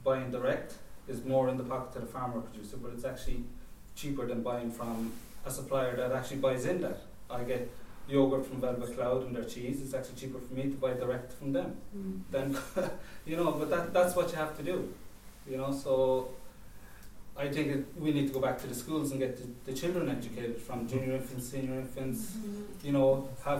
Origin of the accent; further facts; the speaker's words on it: Cork, Munster, Ireland; I grew up in Cork, it's a seaside town